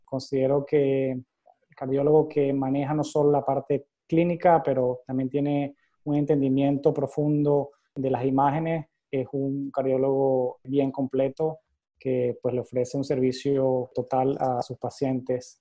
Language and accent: Spanish; Valencia, Carabobo, Venezuela; moved away as an adult; also born or lived in Cleveland, United States; now in Boston, United States; soy venezolano, nací en la ciudad de Valencia